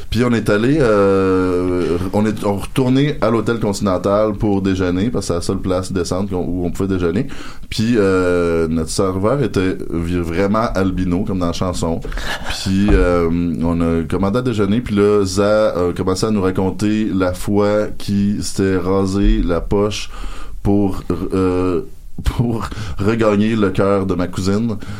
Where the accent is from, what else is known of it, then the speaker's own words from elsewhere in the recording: Rouyn-Noranda, Quebec, Canada; chez nous à Rwanda noranda